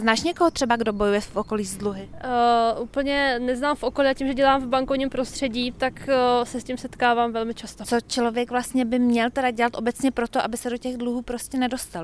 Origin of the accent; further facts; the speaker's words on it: Czechia; my Češi